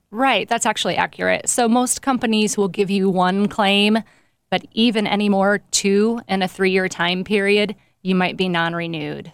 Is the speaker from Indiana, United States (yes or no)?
yes; Nappanee, Indiana, United States; moved away as an adult; now in South Bend, United States; I am originally from Napanee, Indiana. Grew up there most of my life